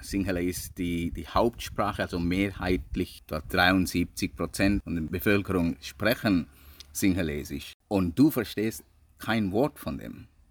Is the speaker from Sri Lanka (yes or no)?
yes; Sri Lanka; German is a second language; also born or lived in England; now in Switzerland; ich bin hier aufgewachsen, mm, Schule besucht und ich bin immer noch ziemlich ein Sri Lanker